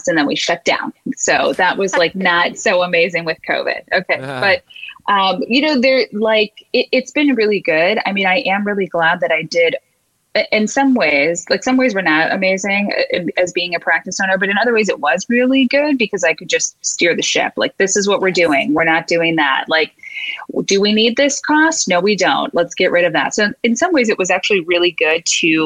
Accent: St. Louis, Missouri, United States; accent: Midwest-y; moved away as an adult; now in Boston, United States; I'm from Missouri

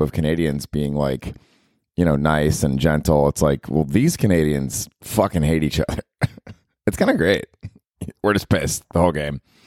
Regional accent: Tampa, Florida, United States; now in New York, United States; I'm from Tampa

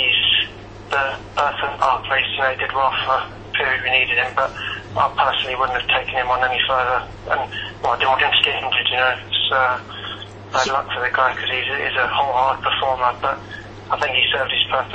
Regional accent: London, United Kingdom; My mum's from Holmfirth in West Yorkshire, in Huddersfield, so that's why I was born in Huddersfield, but I was born in London.

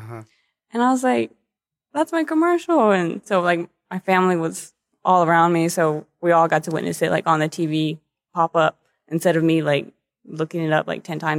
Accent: Dallas, Texas, United States; You know, I was from the Dallas area.

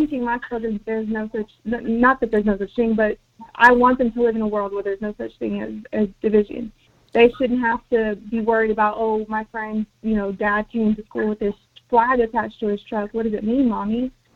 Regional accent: United States; first language Spanish; English is a second language; a person that was born on this land on America, in america

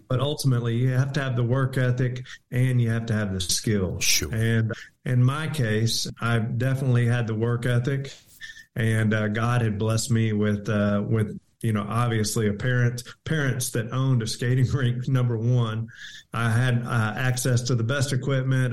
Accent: Houston, Texas, United States; I grew up in North Houston

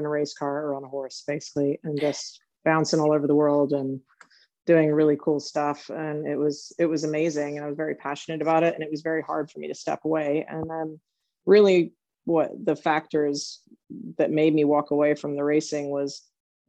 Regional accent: Southern California, United States; now in Lexington, Kentucky, United States; I grew up in Southern California

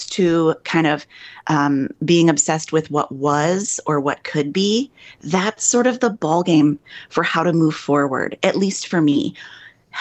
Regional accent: Midwest, United States; moved away as an adult; now in New York, United States; I'm a Midwesterner

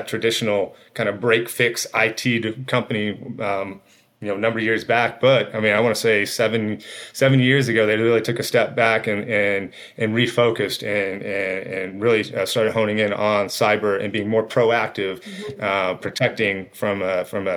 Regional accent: Arizona, United States; also born or lived in East Coast; came back to my roots here in Arizona

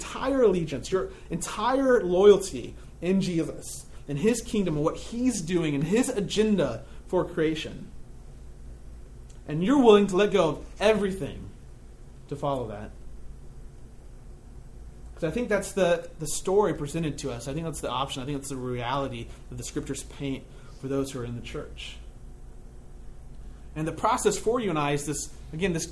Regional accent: United States; I am an American.

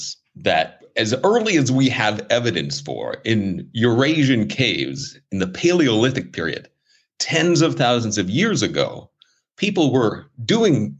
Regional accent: Los Angeles, California, United States; moved away as an adult; also born or lived in Fort Collins, Colorado / Arizona; now in Tokyo, Japan; I grew up in Los Angeles, California.

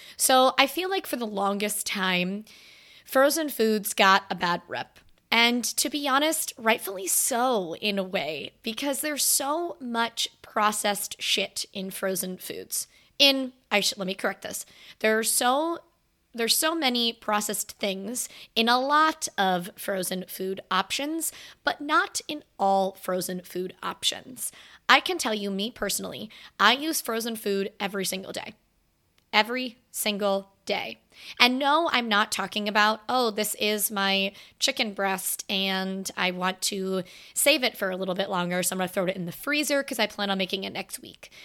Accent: Florida, United States; now in Virginia, United States; I am from Florida.

